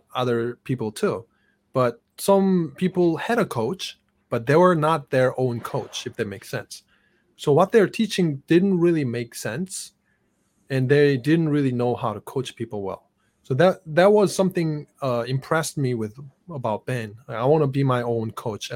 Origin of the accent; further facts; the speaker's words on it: South Korea; now in United States; I grew up in South Korea with fast internet since I was young.